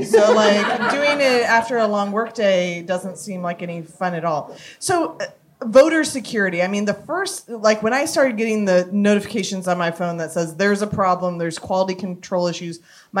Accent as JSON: {"language": "English", "region": "Kansas", "country": "United States", "said": "I'm from Kansas."}